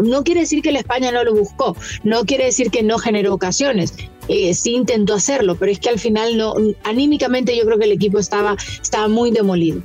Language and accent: Spanish; Honduras; en mi caso como hondureña